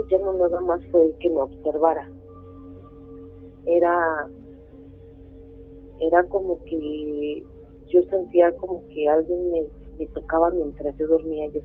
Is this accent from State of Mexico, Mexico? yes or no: yes; State of Mexico, Mexico; born or raised there